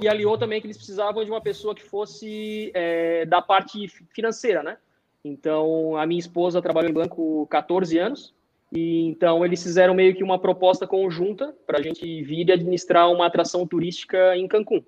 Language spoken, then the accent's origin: Portuguese; Blumenau, Santa Catarina, Brazil; moved away as an adult; now in United States; eu sou de Blumenau, né? Sou do mesmo Sim. estado, Santa Catarina. Então, assim, ó, Blumenau, muito, eu fui acostumado desde pequeno com enchente